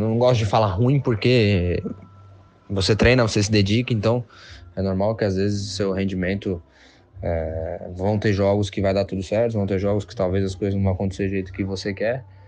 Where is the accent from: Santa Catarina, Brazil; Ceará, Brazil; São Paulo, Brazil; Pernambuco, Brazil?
São Paulo, Brazil; Santos; Foi onde eu, onde eu moro, onde eu cresci, vendo o Santos jogar